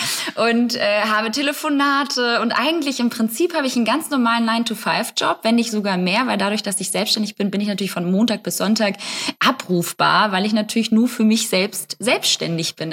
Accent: Hamburg, Germany; Also ich komme auch aus Hamburg.

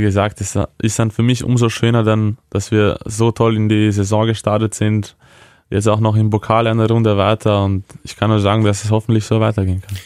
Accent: Vienna, Austria; moved away as an adult; now in Hannover, Germany; meine Eltern sind aus der damaligen Ex-Jugoslawien ja. und sind dann während dem äh, Jugoslawienkrieg nach Wien geflüchtet

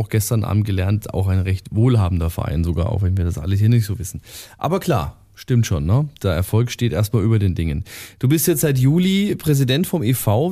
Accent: Estenfeld, Bavaria, Germany; Estenfeld, wo ich herkomme, ist noch ein bisschen größer als Distelhausen

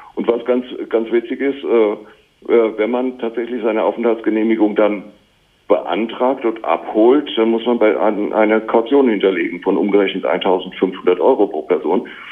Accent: Germany; moved away as an adult; als Deutscher

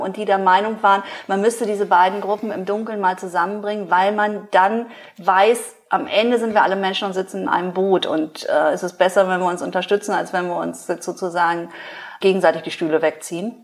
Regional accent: farm near Pinneberg district, Schleswig-Holstein, Germany; ich bin auf dem Bauernhof groß geworden.

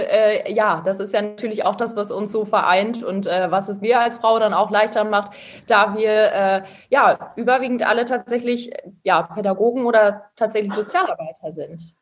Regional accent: Lingen, Lower Saxony, Germany; now in Osnabrück, Germany; Ja, also ich bin auf jeden Fall äh, auch ein Emskind, äh, aber wohne jetzt auch in Osnabrück.

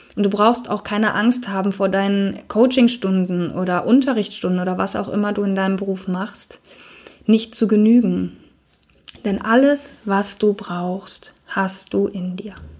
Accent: Cologne, North Rhine-Westphalia, Germany; ich unterrichte ja auch Yoga hier in Köln in meiner Heimatstadt

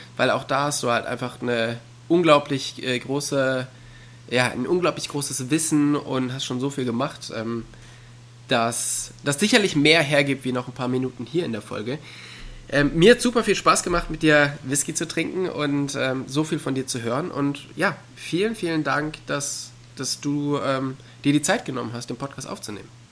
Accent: near the Ruhr area, North Rhine-Westphalia, Germany; ich bin ja auch in der Nähe des Ruhrgebiets aufgewachsen

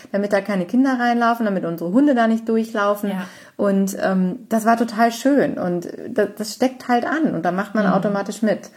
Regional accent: Cologne, North Rhine-Westphalia, Germany; ich bin auch in Köln aufgewachsen

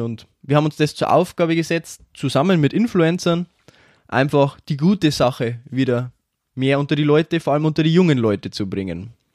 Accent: Schwandorf, Bavaria, Germany; ich bin 23 Jahre alt, und ich komme aus Schwandorf

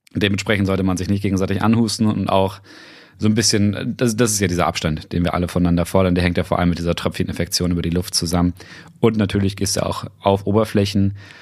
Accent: Weyhe, Lower Saxony, Germany; now in Brandenburg, Germany; der Gemeinde Weihe, das ist meine Heimatgemeinde

